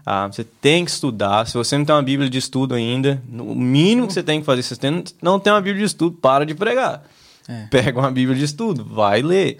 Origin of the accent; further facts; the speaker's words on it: United States; eu cresci aqui nos Estados Unidos na, na época da high school